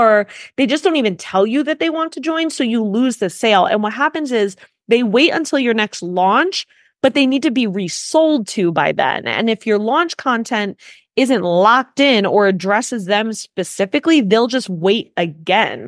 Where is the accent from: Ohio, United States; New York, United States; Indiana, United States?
New York, United States; I'm a New Yorker that ran a multiple six-figure funnel agency